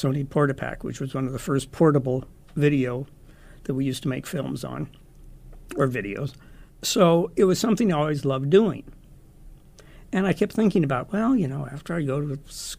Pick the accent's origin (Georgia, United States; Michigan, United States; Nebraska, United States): Nebraska, United States; Omaha; moved away as an adult; also born or lived in Los Angeles; I was born in Omaha, grew up here